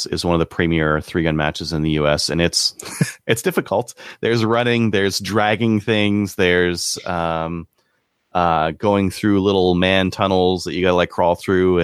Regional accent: Canada; as a Canadian

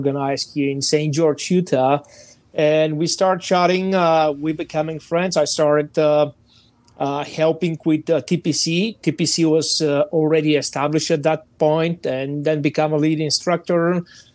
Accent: Bulgaria; English is a second language; moved away as an adult; now in United States; as you can see and understand from my exotic accent, I'm not a natural American, so I'm Bulgarian. So I started serving in Bulgarian Army for several years

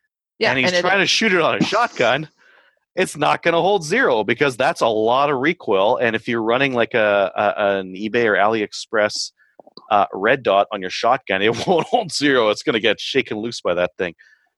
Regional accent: Kingston, Ontario, Canada; And hi, Kelly. I'm from Kingston, too.

